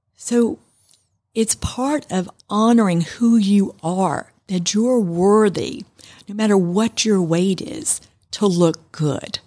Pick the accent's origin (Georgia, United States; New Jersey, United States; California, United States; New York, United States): New York, United States; I was raised in New York, and my mom and my grandmother in Manhattan